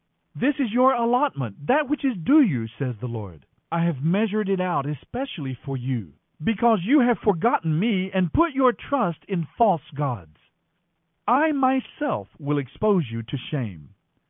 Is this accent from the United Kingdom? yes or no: no; United States; we as American Christians